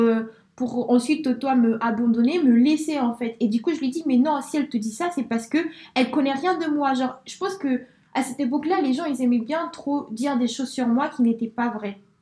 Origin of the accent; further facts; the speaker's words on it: Spain; now in France; je suis née en Espagne